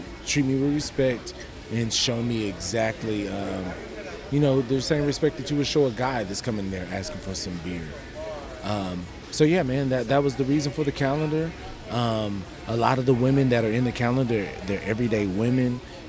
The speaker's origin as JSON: {"language": "English", "town": "Houston", "region": "Texas", "country": "United States", "said": "I'm from Houston, Texas."}